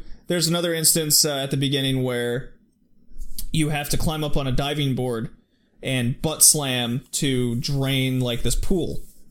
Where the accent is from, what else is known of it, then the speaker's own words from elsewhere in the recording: Texas, United States; growing up in Texas, where like it's super conservative